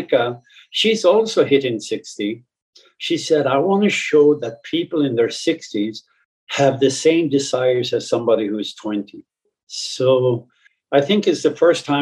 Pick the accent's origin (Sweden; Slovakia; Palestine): Sweden; northern Sweden; moved away; my upbringing in a small village in northern Sweden